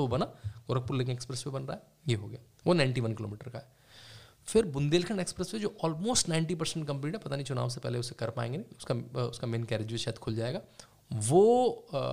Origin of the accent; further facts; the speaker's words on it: Moradabad, Uttar Pradesh, India; also born or lived in Rampur; मैं क्योंकि मुरादाबाद रामपुर में पला बड़ा हूँ वहाँ से मेरे माता जी पिताजी आते हैं